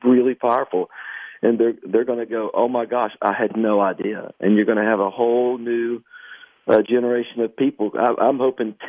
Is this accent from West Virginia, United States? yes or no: yes; Canova, West Virginia, United States; my hometown of Canova, West Virginia